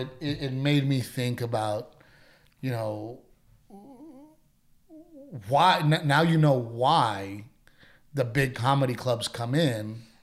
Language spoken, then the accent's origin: English; Corpus Christi, Texas, United States; you know, I wanted to open a comedy club in Corpus Christi. {S0} Yeah, {S1} you know, I've always had the, it's my hometown